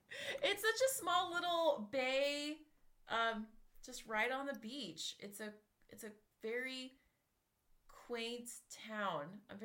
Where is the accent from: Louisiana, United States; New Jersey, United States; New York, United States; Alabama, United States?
Louisiana, United States; Halloween special for me is that it's sort of always been a huge cultural impact for me growing up, because I grew up just outside New Orleans.